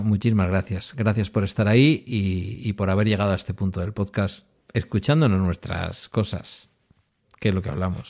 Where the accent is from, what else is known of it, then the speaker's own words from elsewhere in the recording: Basque Country, Spain; yo como buen vasco